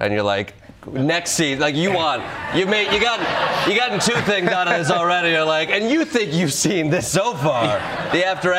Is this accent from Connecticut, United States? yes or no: no; Chicago, Illinois, United States; I'm from Chicago.